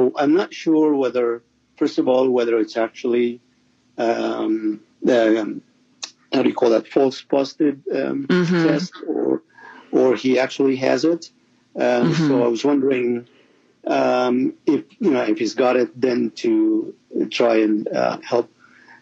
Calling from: Toronto, Ontario, Canada; I'm calling from Toronto in Canada

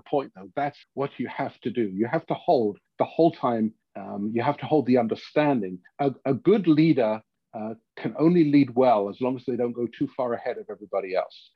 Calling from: Regina, Saskatchewan, Canada; I'm calling from Regina

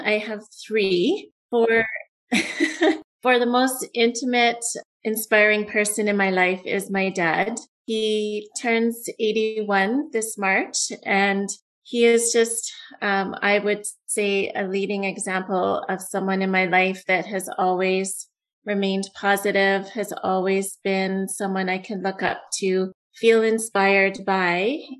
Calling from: Alberta, Canada; I'm in Alberta, Canada.

